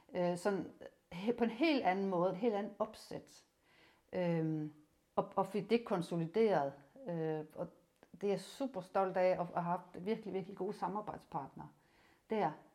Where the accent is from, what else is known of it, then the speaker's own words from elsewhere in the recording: Rønne, Capital Region of Denmark, Denmark; moved away as an adult; also born or lived in Odense; gymnasiet i Rønne. Jeg er Bornholmer